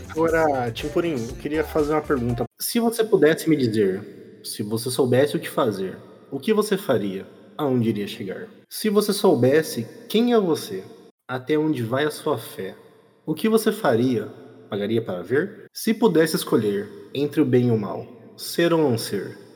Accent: Campo Grande, Mato Grosso do Sul, Brazil; eu sou de Campo Grande, Mato Grosso do Sul.

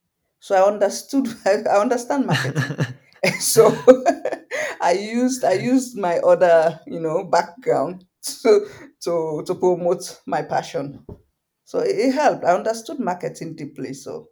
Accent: Guinea; even though I'm Fulani from Guinea, but there are so many other Fulanis around Africa

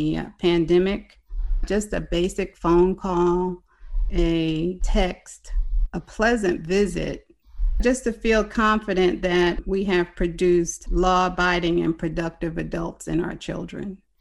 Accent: Roselle, New Jersey, United States; moved away as an adult; now in Houston, United States; I'm originally from Roselle, New Jersey.

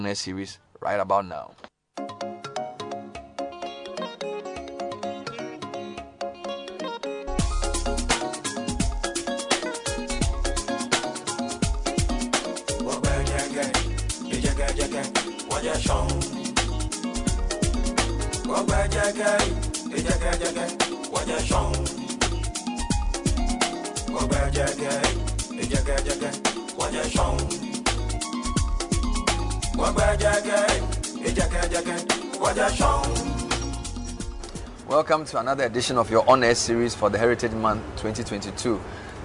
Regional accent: Volta, Ghana; first language Ewe; English is a second language; now in Accra, Ghana; my own region

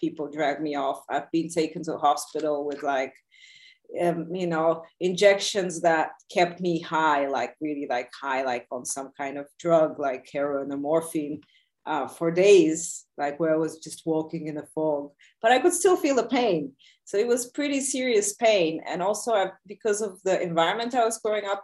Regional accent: Bulgaria; moved away; also born or lived in Soviet Union / New York; I grew up mostly like in Bulgaria. I was also in the Soviet Union a bit, but in Bulgaria.

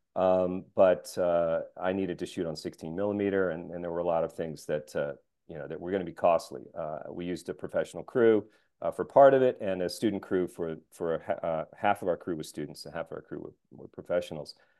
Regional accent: Asheville, North Carolina, United States; my hometown of Asheville, North Carolina

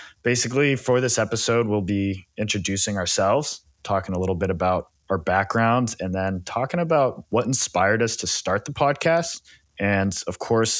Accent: Silicon Valley, California, United States; I grew up in the Silicon Valley in California.

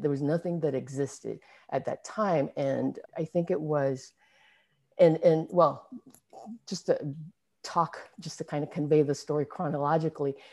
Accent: Singapore; moved away as an adult; now in San Francisco Bay Area, United States; I was born in, born and raised in Singapore. I didn't, I left when I was twenty-three, actually, so I was already, you know, an adult

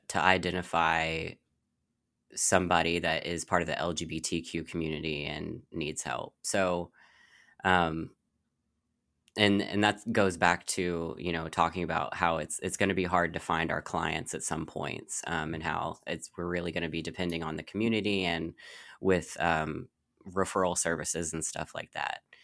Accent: Louisville, Kentucky, United States; I'm from, born and raised in Louisville, Kentucky

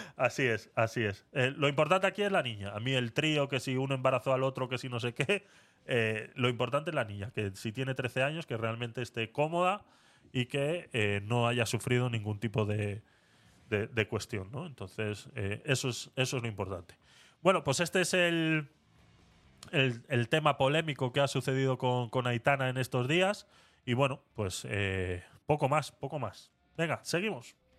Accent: Vitoria-Gasteiz, Basque Country, Spain; cuando era pequeño en Vitoria eh, teníamos un psicólogo en el colegio

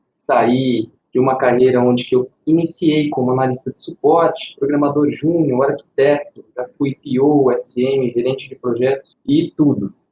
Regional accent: Ribeirão Preto, São Paulo, Brazil; also born or lived in Campina Verde; now in Uberlândia, Brazil; Eu sou mineiro também, tenho 35 anos, eu sou natural da cidade de Campina Verde, me criei na cidade de Ribeirão Preto

